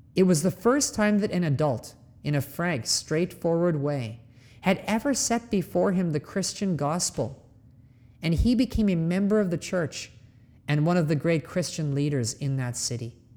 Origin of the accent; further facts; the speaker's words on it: Canada; moved away; my home country of Canada